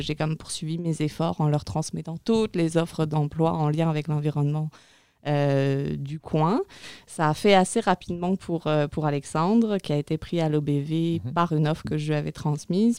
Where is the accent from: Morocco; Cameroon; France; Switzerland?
France; moved away as an adult; also born or lived in Montreal, Canada; now in Maria-Chapdelaine, Canada; je suis française au départ. Et euh, voilà, arrivée au Canada il y a 11 ans maintenant, février 2009